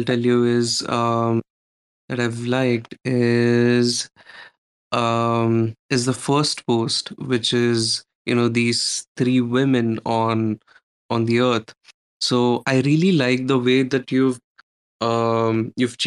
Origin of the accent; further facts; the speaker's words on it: India; I'm an artist from India.